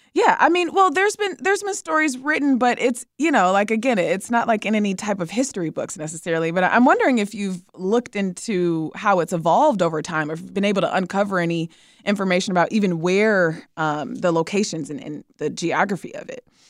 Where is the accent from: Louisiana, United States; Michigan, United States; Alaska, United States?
Michigan, United States; Detroit; now in Chicago, United States; I'm from Detroit